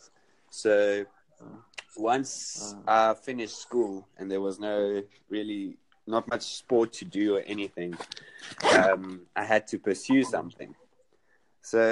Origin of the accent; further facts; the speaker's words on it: Cape Town, Western Cape, South Africa; first language Afrikaans; English is a second language; I'm from South Africa, Cape Town